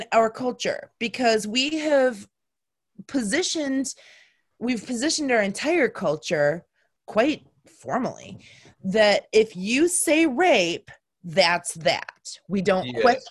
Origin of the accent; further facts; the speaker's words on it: Marshall, Michigan, United States; my hometown of Marshall, Michigan